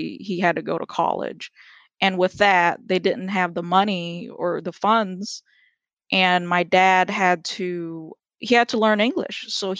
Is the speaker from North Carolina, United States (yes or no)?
no; Texas, United States; also born or lived in Port Arthur, Texas / California; So I was born in Port Arthur, Texas. It is a very small town near Beaumont, Texas, which is another small town off the coast of Texas. I grew up in California until I was 7 years old. Then I moved back to Texas.